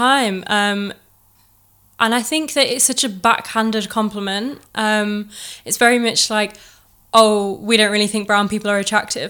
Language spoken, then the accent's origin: English; England, United Kingdom; I think it's difficult, especially as a third generation immigrant, because your parents have been born over here. So you have grown up in a very like Western way.